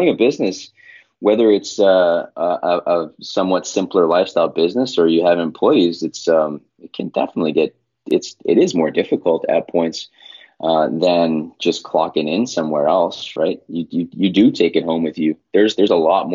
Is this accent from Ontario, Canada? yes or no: no; Winnipeg, Manitoba, Canada; moved away; also born or lived in Portland; I'm from Winnipeg, Manitoba, and Winnipeg is in the prairies, completely like landlocked central Canada